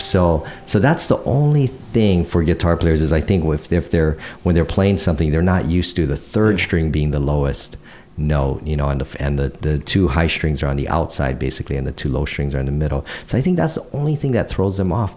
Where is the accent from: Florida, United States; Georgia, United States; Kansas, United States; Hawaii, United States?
Hawaii, United States; growing up in Hawaii